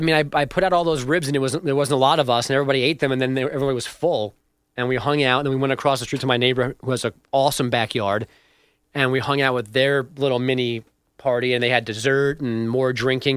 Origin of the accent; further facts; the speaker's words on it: New York, United States; as a New Yorker